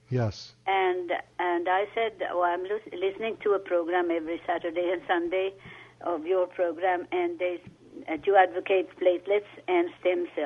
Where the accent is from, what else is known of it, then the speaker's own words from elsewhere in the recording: Finland; now in Pasadena, United States; I'm from Finland, and I go to Finland every year.